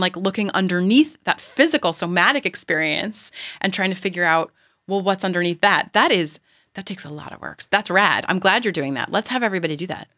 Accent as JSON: {"language": "English", "region": "New York", "country": "United States", "tie": "born or raised there", "moved": "as an adult", "lives_now": "California, United States", "said": "I am a New Yorker"}